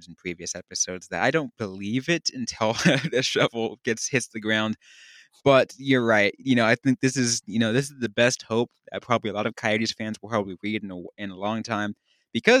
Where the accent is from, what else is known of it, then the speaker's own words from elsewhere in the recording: Tucson, Arizona, United States; I'm from Tucson